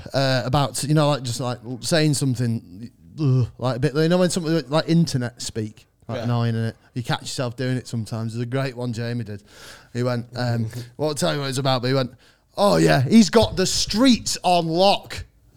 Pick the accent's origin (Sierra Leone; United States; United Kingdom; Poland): United Kingdom; Bury, North West England; accent: Mancunian; I'm from Bury. So I'm technically, I'm North Manchester.